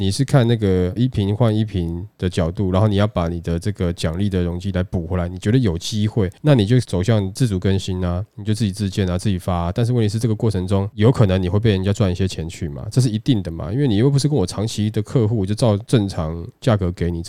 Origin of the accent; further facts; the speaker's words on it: Taiwan; 然后或者说对于我们台湾人对于这个房子的这个要求来讲，他们都是比较知道、比较了解的嘛。